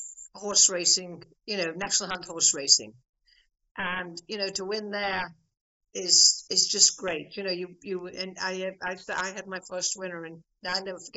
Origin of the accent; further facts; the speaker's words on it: Meath, Leinster, Ireland; also born or lived in England / Paris; growing up in Meath? I came to Meath when I was, I think, 18 months old.